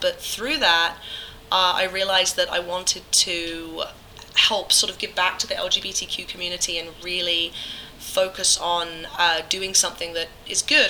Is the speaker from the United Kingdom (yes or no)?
yes; England, United Kingdom; moved away; when I was a kid growing up in England, I was raised uh, above my grandmother's pub